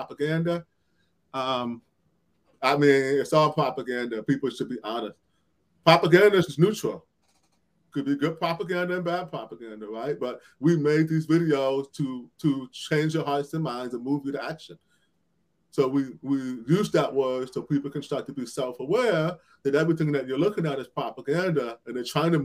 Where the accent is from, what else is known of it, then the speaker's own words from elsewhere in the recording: Cleveland, Ohio, United States; Cleveland, where I'm from, my hometown